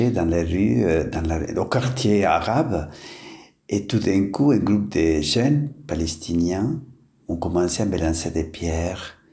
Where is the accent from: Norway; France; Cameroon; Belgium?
Norway; born there; French is a second language; moved away as an adult; also born or lived in Italy / Middle East; oui, c'est vrai, je suis né en Norway, où j'ai fait mes études de philosophie.